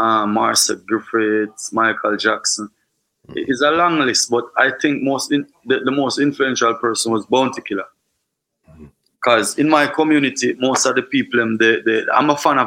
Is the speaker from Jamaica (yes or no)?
yes; Trelawny Parish, Jamaica; It was always fun, and it's still fun, and it's rough, but mostly fun because we always got beach and we have river in the community.